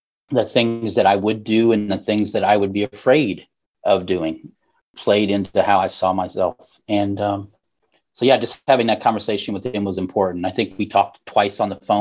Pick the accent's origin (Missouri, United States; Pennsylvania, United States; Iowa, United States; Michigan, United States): Missouri, United States; Southern; also born or lived in Oregon; I was raised in Southern Missouri, born in Oregon